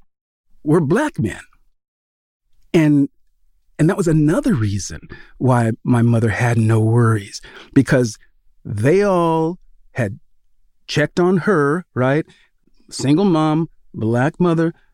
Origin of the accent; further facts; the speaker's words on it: Sacramento, California, United States; the home I grew up in Sacramento